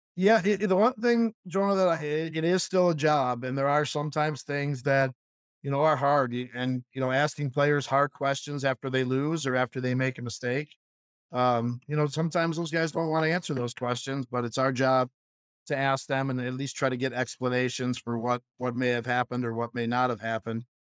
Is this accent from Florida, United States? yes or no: no; Chicago, Illinois, United States; moved away; we grew up in Chicago